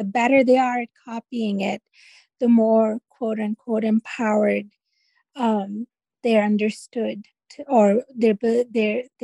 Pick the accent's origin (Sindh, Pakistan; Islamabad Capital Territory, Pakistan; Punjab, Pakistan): Sindh, Pakistan; Karachi; moved away as an adult; now in United States; I've lived more of my life in the U.S. than I have full-time in Karachi, Pakistan, where I'm from